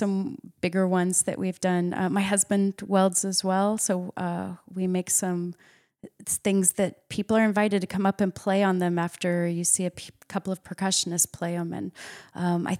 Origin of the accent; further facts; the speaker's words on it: Missouri, United States; moved away as an adult; also born or lived in Princeton; I grew up on a hog farm in Missouri